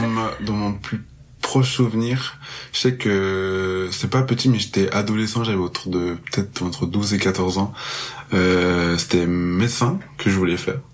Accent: Marseille, Provence-Alpes-Côte d'Azur, France; moved away as an adult; now in Montreal, Canada; je suis originaire de Marseille. Euh, là, je suis à Montréal depuis très peu

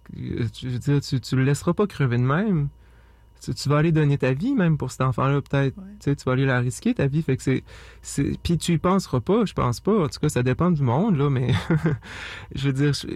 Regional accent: Saint-Joseph-de-la-Rive, Quebec, Canada; j'ai grandi en partie à Saint-Joseph-de-la-Rive

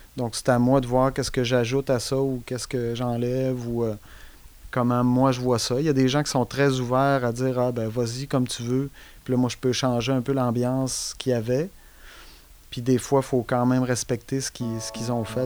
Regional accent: Saguenay, Quebec, Canada; moved away; moi, je viens du Saguenay, fait que euh, j'étais allé au cégep

